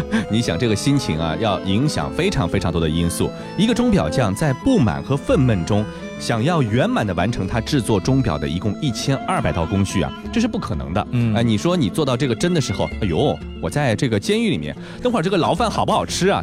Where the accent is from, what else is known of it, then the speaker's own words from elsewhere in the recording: China; 我们中国人